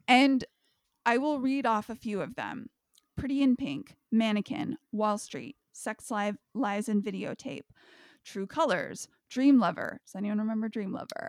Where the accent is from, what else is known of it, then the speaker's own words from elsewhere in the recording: United States; all of us Americans